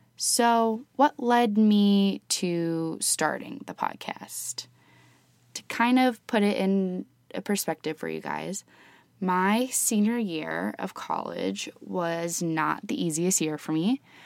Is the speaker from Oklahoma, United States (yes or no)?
no; Columbus, Ohio, United States; also born or lived in Oxford, Ohio; I was born and raised in Columbus, Ohio with my parents and two younger sisters